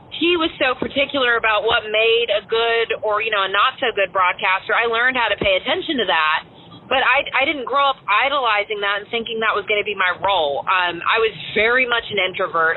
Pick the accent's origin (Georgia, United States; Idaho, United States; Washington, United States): Georgia, United States; outside of Atlanta; moved away as an adult; also born or lived in Mobile / Frisco; I grew up outside of Atlanta